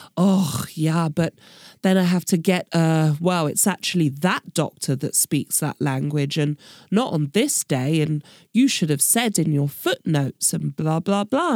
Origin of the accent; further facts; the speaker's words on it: United Kingdom; moved away as an adult; now in Berlin, Germany; I'm British and that I don't speak German